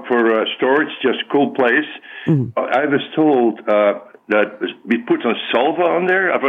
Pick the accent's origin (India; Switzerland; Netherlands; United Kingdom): Netherlands; moved away; I was born in the Netherlands.